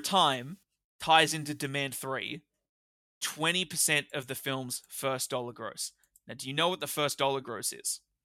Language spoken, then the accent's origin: English; Australia; we're Australian